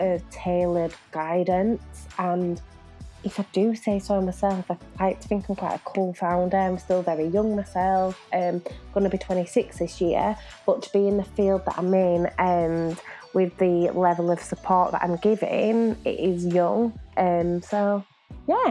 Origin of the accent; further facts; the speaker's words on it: Leeds, Yorkshire and the Humber, United Kingdom; moved away as an adult; also born or lived in Lille, France; now in Manchester, United Kingdom; my young people from Leeds, my hometown